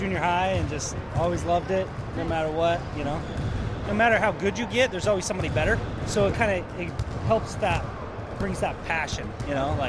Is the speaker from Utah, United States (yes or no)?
yes; Salt Lake City, Utah, United States; I'm from Salt Lake